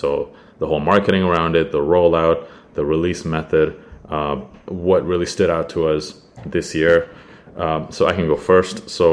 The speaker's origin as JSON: {"language": "English", "country": "Canada", "said": "I am not American and we don't have that in Canada."}